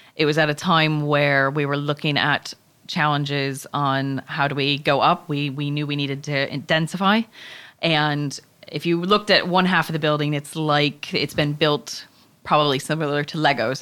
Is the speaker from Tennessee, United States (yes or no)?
no; Chicago, Illinois, United States; moved away; I am originally from Chicago.